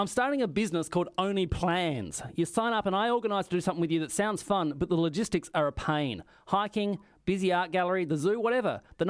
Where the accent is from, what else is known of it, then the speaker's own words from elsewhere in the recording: Australia; as an Australian, I say ass, which makes it sound harsher than it actually is